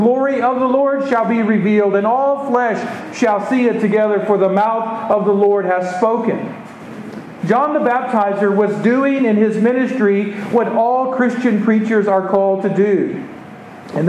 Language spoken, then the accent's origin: English; Texas, United States; I'm from Texas